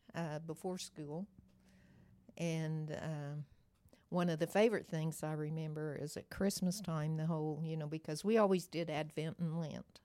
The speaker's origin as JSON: {"language": "English", "region": "Oklahoma", "country": "United States", "tie": "born or raised there", "said": "I grew up, uh, on a farm outside of Cashin, Oklahoma, right in the center of the state, little bitty town"}